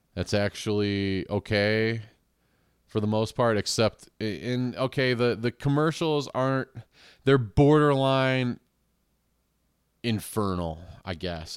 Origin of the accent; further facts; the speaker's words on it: United States; being American